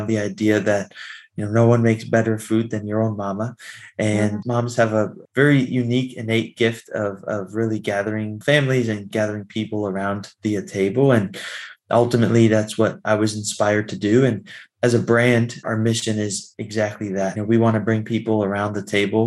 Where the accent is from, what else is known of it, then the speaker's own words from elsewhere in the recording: Florida, United States; moved away as an adult; also born or lived in Washington, D.C. area; as I got older, I moved to the DC area. I'm originally from Florida.